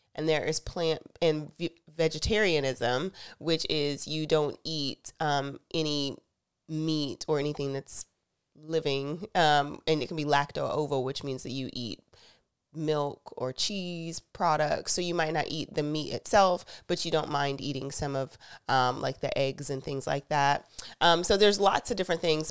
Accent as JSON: {"language": "English", "region": "the South", "country": "United States", "said": "I'm from the South"}